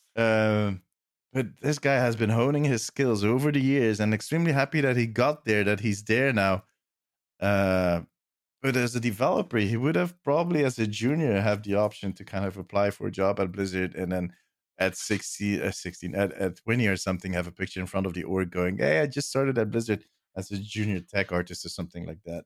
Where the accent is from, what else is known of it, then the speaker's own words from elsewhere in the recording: Belgium; I'm from Belgium.